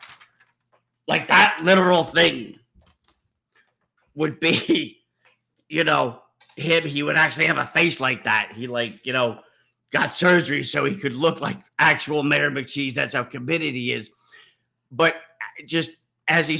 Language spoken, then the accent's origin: English; United States; I am an American citizen